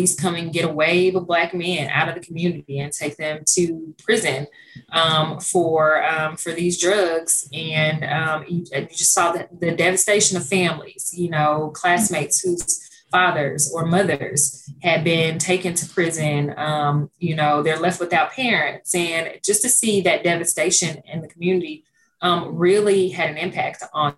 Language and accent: English; Stuttgart, Arkansas, United States; also born or lived in Pine Bluff, Arkansas; my hometown of Stuttgart